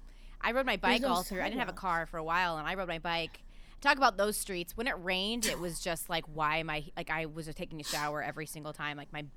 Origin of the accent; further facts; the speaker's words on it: Arizona, United States; now in Los Angeles, United States; Yeah, I grew up in Arizona.